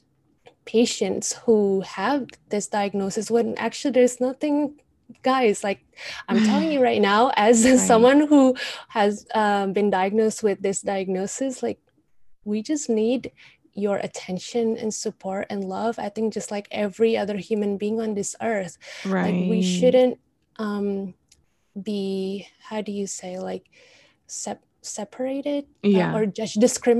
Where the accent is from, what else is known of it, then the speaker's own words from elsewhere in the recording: Indonesia; moved away; Indonesia, we're such a superstitious country.